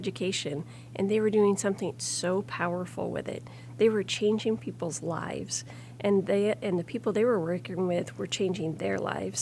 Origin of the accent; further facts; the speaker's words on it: Grundy Center, Iowa, United States; I grew up in Grundy Center with about 3,000 people.